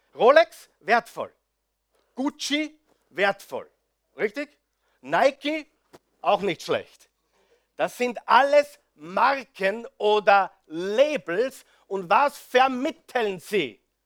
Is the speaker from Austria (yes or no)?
yes; Austria; bei uns in Österreich